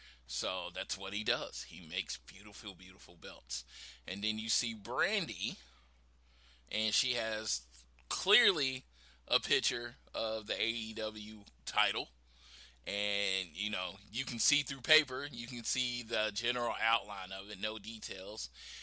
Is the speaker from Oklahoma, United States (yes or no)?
yes; Oklahoma City, Oklahoma, United States; born or raised there